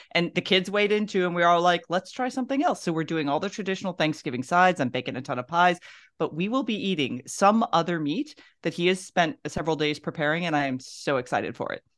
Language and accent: English; the South, United States; I'm from the South.